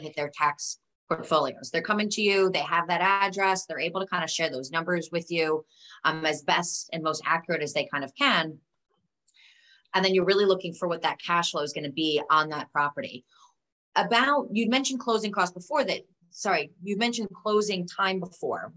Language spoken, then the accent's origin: English; New York, United States; as a New Yorker